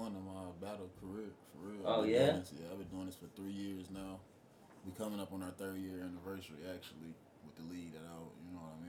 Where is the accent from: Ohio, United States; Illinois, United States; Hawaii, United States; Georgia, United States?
Ohio, United States; Youngstown; I'm from Youngstown, Ohio, born and raised. You know what I'm saying? I'm 24.